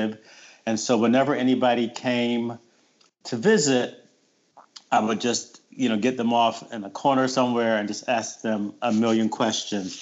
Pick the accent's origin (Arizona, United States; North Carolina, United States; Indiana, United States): North Carolina, United States; Wilmington; now in Pennsylvania, United States; I was born and raised in Wilmington, North Carolina. So I'm a Southern boy